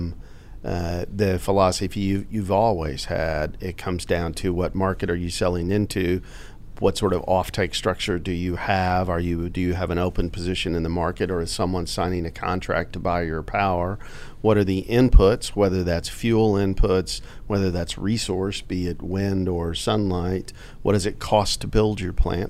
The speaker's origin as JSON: {"language": "English", "town": "Pecos", "region": "Texas", "country": "United States", "tie": "born or raised there", "said": "I was born in Pecos, Texas, which is in Reeves County in the middle of the Delaware Basin. And I grew up as a young child during the sort of the birth of the natural gas industry."}